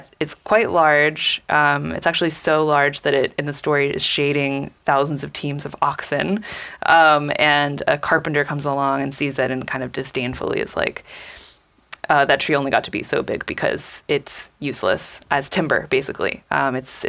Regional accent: California, United States; I grew up in California

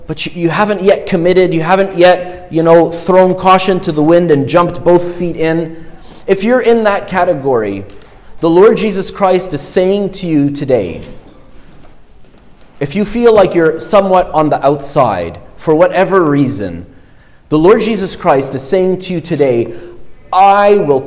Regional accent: Egypt; now in Canada; I'm, you know, born in Egypt and I'm ethnically, you know, my ethnic heritage is Egyptian. I'm obviously Canadian now

